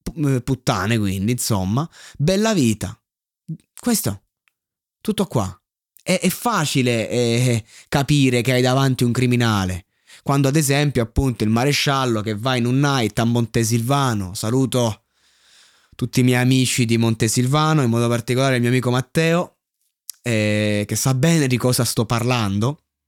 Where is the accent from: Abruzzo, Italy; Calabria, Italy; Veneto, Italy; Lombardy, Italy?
Abruzzo, Italy; Roseto degli Abruzzi; now in Chieti, Italy; io non sono di Pescara, io sono di Roseto che è lì vicino